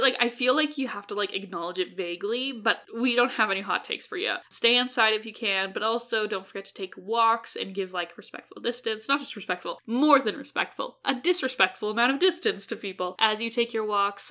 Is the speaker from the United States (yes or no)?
no; Edmonton, Alberta, Canada; we're from Edmonton